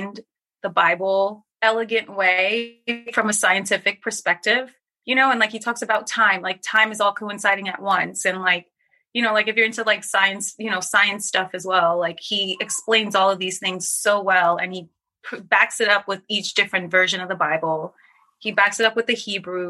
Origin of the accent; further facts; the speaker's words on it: Trinidad & Tobago; I'm from Trinidad